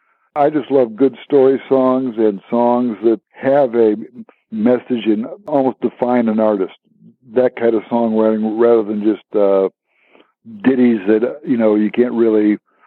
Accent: Chicago, Illinois, United States; moved away; also born or lived in Homewood, Illinois / Nashville, Tennessee; I was born in Chicago, Illinois, and I was raised in South Chicago.

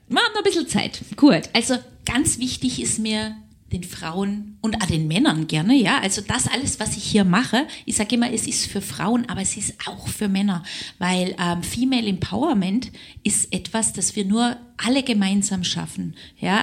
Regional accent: Southern Germany, Germany; moved away as an adult; now in Linz, Austria; ich bin ja Süddeutsche

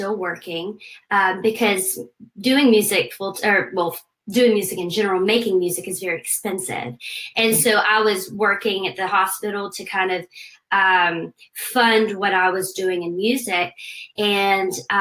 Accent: Aiken, South Carolina, United States; I grew up in Aiken, South Carolina

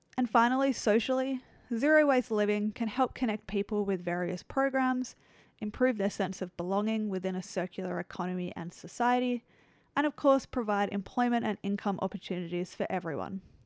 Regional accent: Australia; my home country, Australia

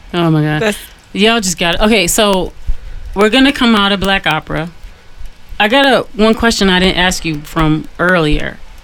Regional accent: Detroit, Michigan, United States; I'm from Detroit.

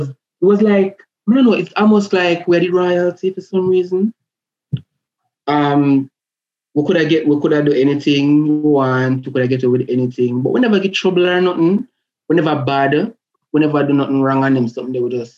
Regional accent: Portmore, Saint Catherine, Jamaica; moved away; I grew up in Portmore, went to school in Portmore

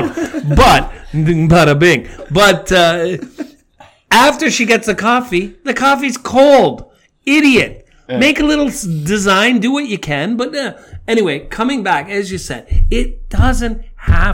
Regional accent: Niagara Falls, Ontario, Canada; now in South Korea; growing up in Niagara

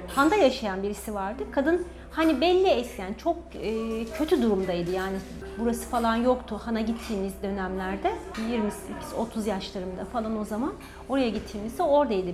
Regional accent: Çanakkale, Turkey; Doğma büyüme Çanakkale'liyim.

